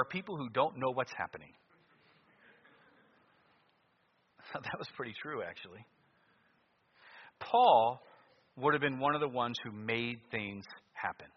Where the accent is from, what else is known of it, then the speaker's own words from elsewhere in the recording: United States; being an American